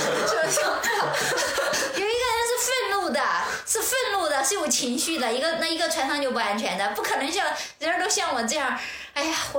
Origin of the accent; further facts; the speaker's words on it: Xiangyang, Hubei, China; moved away as an adult; now in Beijing, China; 会想到我们老家那襄阳，我在那里生活了二十年。